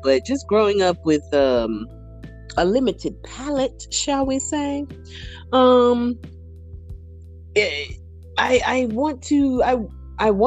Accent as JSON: {"language": "English", "region": "the South", "country": "United States", "said": "I'm from the South"}